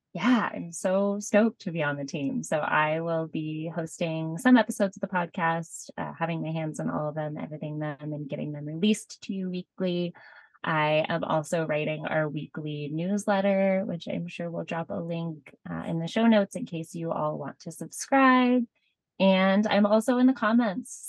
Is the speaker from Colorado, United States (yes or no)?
yes; Boulder, Colorado, United States; moved away as an adult; I grew up in Boulder, Colorado, which is a wonderful place to be from.